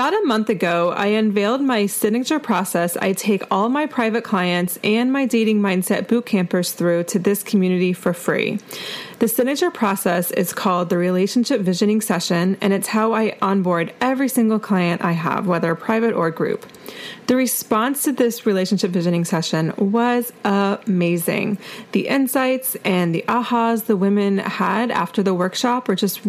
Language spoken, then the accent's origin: English; Asheville, North Carolina, United States; my hometown of Asheville, North Carolina